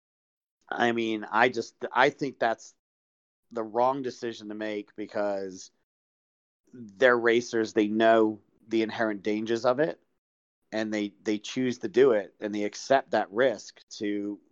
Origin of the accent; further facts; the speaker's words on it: England, United Kingdom; moved away; growing up where I grew up in England